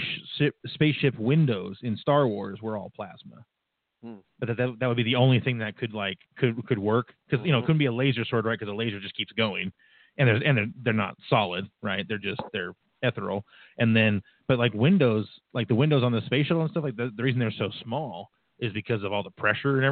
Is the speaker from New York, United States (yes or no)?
no; Reading, Pennsylvania, United States; downtown Reading, my hometown